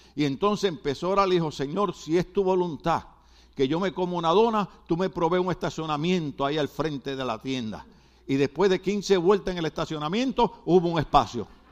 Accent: Guadalajara, Jalisco, Mexico; Yo soy de Guadalajara.

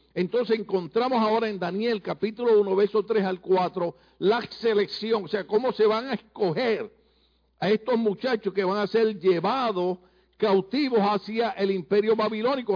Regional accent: Puerto Rico; moved away; Nosotros le decimos a nuestras mamás en Puerto Rico vieja

